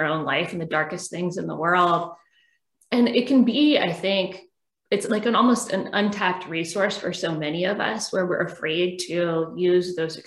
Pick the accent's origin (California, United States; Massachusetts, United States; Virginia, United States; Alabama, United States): Virginia, United States; Richmond; also born or lived in Auckland, New Zealand; I'm from Richmond too